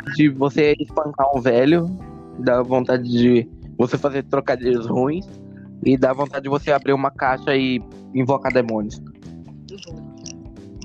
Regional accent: Brazil; meu sangue é português de Portugal, né? Mas né, por é. causa disso que eu tenho, que, que eu sou do, tipo, nasci aqui no Brasil

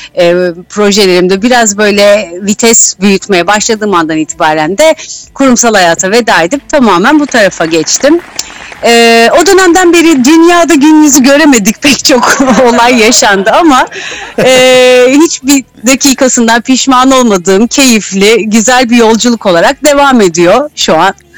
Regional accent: İzmir, Turkey; bir İzmirliyim.

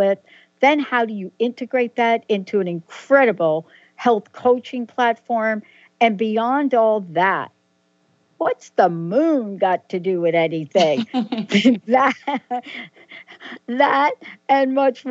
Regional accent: East Coast, United States; moved away; also born or lived in Pacific Northwest; I lived in the Pacific Northwest and, of course, grew up on the East Coast.

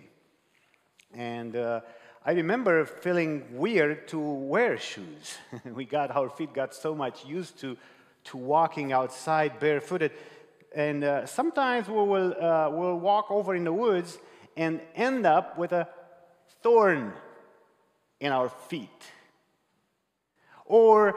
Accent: Romania; moved away; I was brought up in Romania, and we have different cultural upbringing

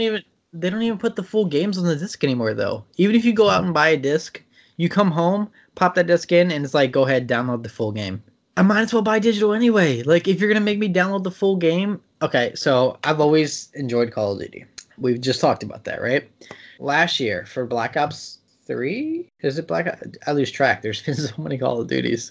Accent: Maryland, United States; I'm from Maryland

